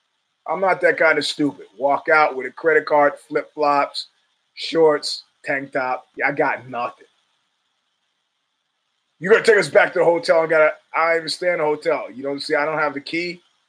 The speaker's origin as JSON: {"language": "English", "region": "New York", "country": "United States", "said": "We're from New York, man."}